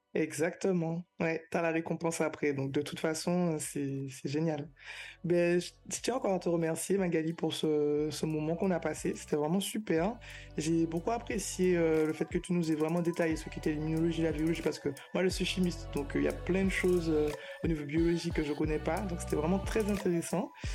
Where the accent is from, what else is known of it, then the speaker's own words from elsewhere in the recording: Martinique; moved away as an adult; now in Guadeloupe; je suis martiniquaise, mais je travaille en Guadeloupe